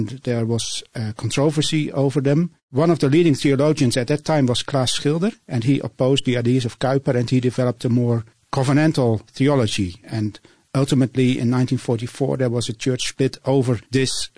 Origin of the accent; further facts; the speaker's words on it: Netherlands; English is a second language; I'm from the Netherlands